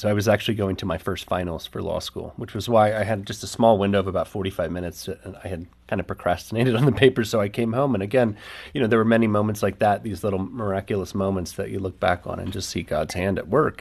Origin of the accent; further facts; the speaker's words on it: the Bible Belt, United States; growing up in the Bible Belt, we have all these experiences of church